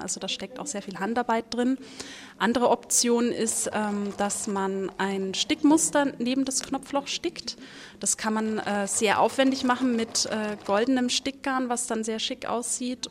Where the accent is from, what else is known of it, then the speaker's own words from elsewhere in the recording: Franconia, Bavaria, Germany; also born or lived in Nuremberg; bei uns in Franken